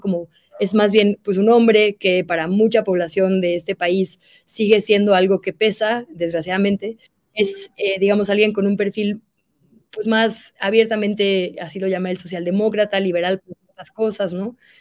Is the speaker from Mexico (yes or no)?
yes; Monterrey, Nuevo León, Mexico; yo soy de Monterrey